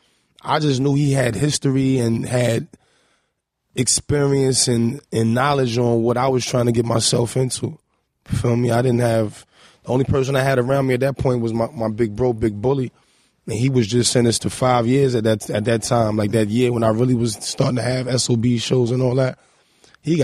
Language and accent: English; New York City, New York, United States; I'm from First. I mean, you could walk that. And that's the east side of Harlem.